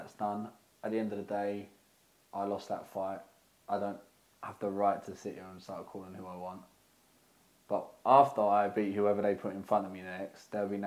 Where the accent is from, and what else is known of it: United Kingdom; born or raised there